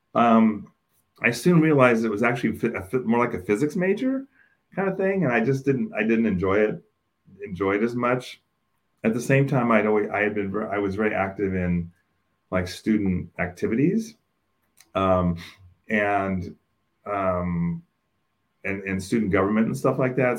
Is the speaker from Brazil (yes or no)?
no; Oakland, California, United States; I grew up in Oakland, and for those of you that are familiar with Oakland, I grew up in East Oakland